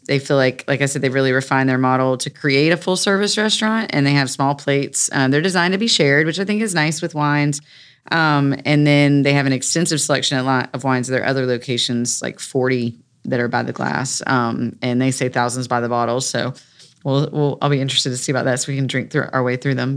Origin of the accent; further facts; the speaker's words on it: Raleigh, North Carolina, United States; I grew up in North Hills